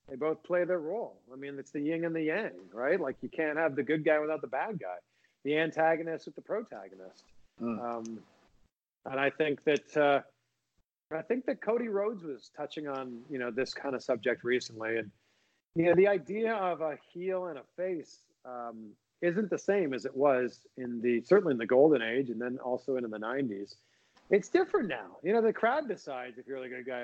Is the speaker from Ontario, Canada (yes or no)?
yes; Toronto, Ontario, Canada; also born or lived in Cleveland; now in Florida, United States; I'm a Blue Jays fan growing up in Toronto